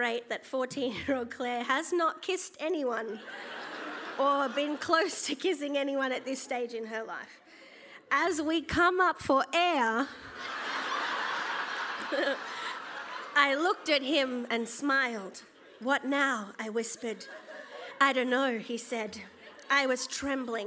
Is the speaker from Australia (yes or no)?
yes; Gold Coast, Queensland, Australia; I grew up on the Gold Coast as a quirky, chubby kid who liked theatre and hated the beach